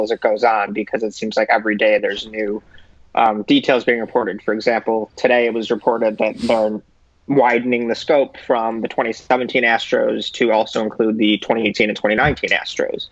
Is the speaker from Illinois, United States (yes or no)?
yes; Chicago, Illinois, United States; now in Oxford, United States; I've grown up a Cubs fan and I'm from Chicago